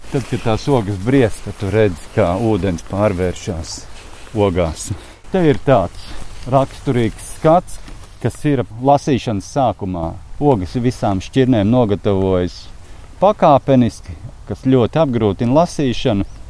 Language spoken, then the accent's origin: Latvian; Valmiera, Vidzeme, Latvia; Mēs esam uh, Valmjerā šķiedras bērni